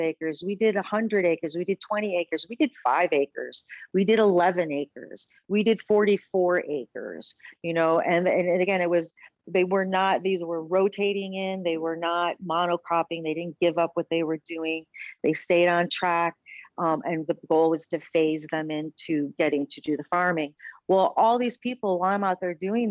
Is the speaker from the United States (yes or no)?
yes; Bloomfield Hills, Michigan, United States; moved away as an adult; also born or lived in Florida / Aspen, Colorado; now in Denver, United States; I grew up in Bloomfield Hills, Michigan, went to a convent